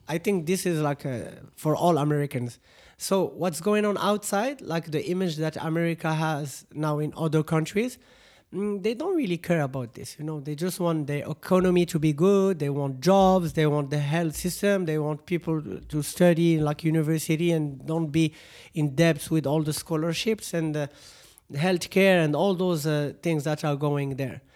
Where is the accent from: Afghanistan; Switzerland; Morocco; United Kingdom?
Morocco; here in Morocco